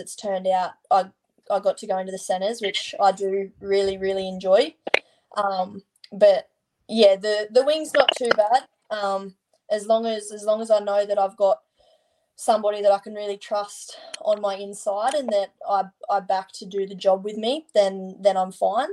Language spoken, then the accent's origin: English; Leeton, New South Wales, Australia; moved away as an adult; now in Sydney, Australia; Leeton. I'm 55 k's from Griffith.